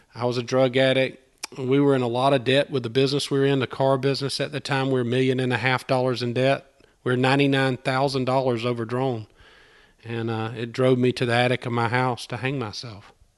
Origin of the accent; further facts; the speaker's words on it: Albany, Georgia, United States; moved away as an adult; now in Opelika, United States; I'm not from Opelika. I'm from Albany, Georgia, which is about two hours south of here